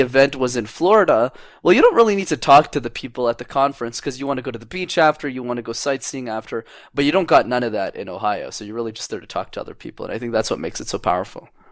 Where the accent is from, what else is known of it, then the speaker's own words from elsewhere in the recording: Montreal, Quebec, Canada; I've been born, born, raised, and lived in, in Montreal, Canada for my whole life